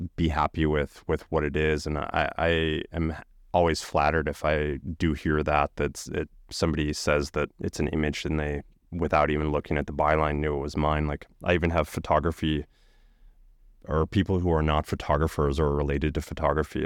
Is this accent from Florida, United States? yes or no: no; Chicago, Illinois, United States; I grew up outside of Chicago in the suburbs